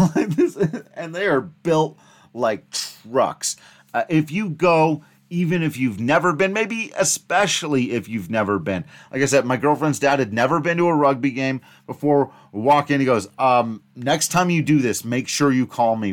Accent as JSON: {"language": "English", "town": "Grand Junction", "region": "Colorado", "country": "United States", "tie": "born or raised there", "said": "Grand Junction, which, yes, happens to be my hometown"}